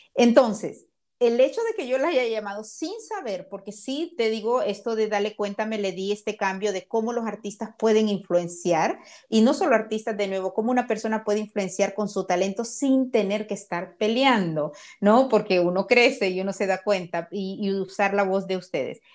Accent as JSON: {"language": "Spanish", "country": "Honduras", "tie": "born or raised there", "moved": "yes", "lives_now": "Miami, United States", "said": "nací en Honduras, porque yo soy como soy, porque soy catracha."}